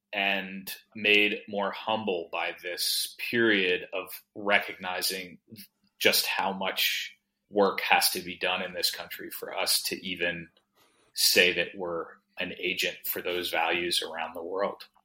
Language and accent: English; United States; I come to it as an American